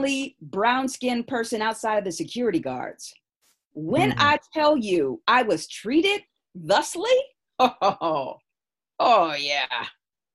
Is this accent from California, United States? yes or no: yes; San Francisco, California, United States; Born and raised in San Francisco